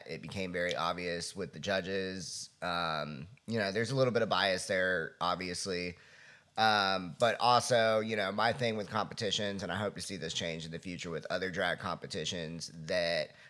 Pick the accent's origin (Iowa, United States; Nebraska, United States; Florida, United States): Florida, United States; South; I was born and raised in the South Florida trailer park